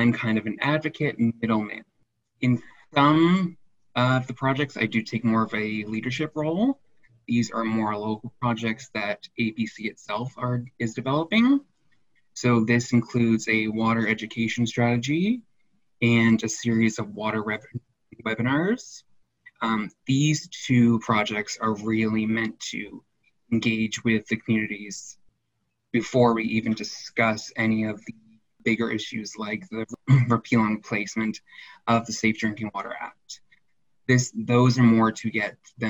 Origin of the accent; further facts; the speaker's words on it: Glooskap First Nation, Nova Scotia, Canada; also born or lived in Halifax, Nova Scotia; I'm originally from Glooskap First Nation in Nova Scotia. I lived there my entire life until 2014 when I moved away for university at Dalhousie